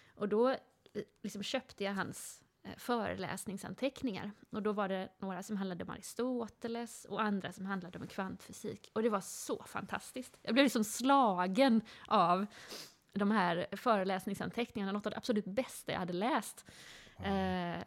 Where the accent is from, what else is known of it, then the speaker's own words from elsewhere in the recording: Gothenburg, Västra Götaland, Sweden; Jag växte upp i Göteborg.